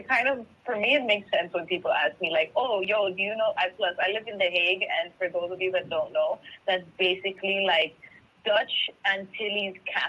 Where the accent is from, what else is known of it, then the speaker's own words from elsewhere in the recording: St. Lucia; someone like didn't believe I was from Saint Lucia.